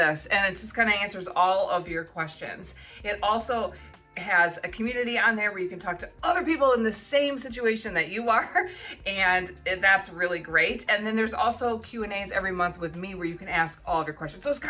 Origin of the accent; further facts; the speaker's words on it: United States; moved away as an adult; now in New Zealand; living in New Zealand as an American